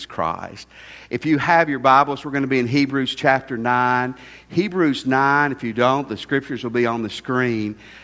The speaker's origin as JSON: {"language": "English", "area": "near Shiloh National Park", "region": "Tennessee", "country": "United States", "tie": "born or raised there", "said": "I grew up near Shiloh National Park."}